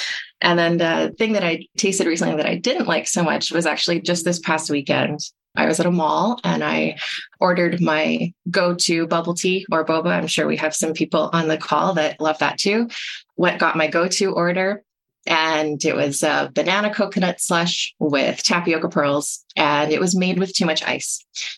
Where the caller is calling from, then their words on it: Toronto, Ontario, Canada; I use she, her pronouns, and I'm reporting from Toronto on the traditional lands of the Mississaugas of the Credit, the Anishinaabe, the Chippewa, the Haudenosaunee, and the Wendakis.